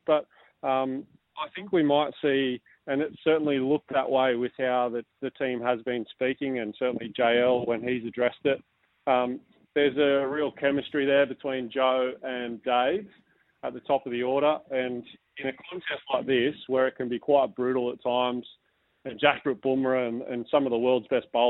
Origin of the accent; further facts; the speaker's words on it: Australia; as an Australian